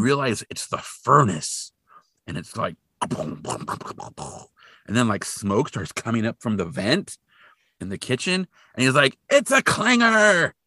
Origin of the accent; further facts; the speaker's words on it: Hanford, California, United States; where I grew up in Hanford, in Hanford, California, not Hanford, Washington